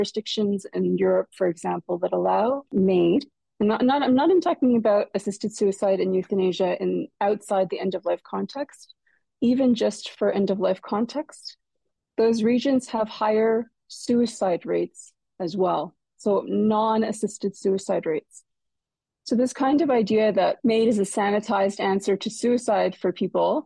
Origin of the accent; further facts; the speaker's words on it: Quebec, Canada; moved away as an adult; now in London, Canada; I'm from McGill, I'm from Quebec